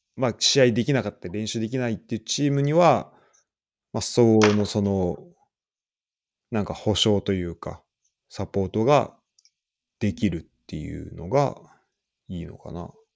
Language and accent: Japanese; Saitama, Japan; moved away; 俺ら二人、浦和出身で